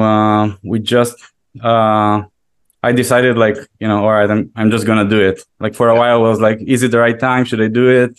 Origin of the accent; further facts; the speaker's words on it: Israel; moved away as an adult; now in New York, United States; I am originally from Israel, yeah. And I moved to New York about 7 months before the pandemic.